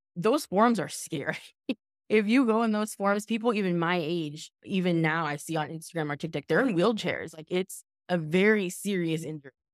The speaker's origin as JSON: {"language": "English", "region": "Southern California", "country": "United States", "also_born_or_lived": "Los Angeles", "said": "I'm from Southern California, and I was living in Los Angeles"}